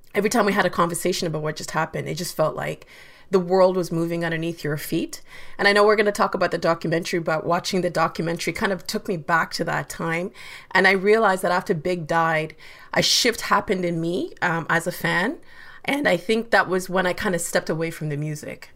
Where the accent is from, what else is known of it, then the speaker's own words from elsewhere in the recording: London, Ontario, Canada; also born or lived in Uganda / Kenya; I'm from Uganda and Kenya, but we grew up together in London, Ontario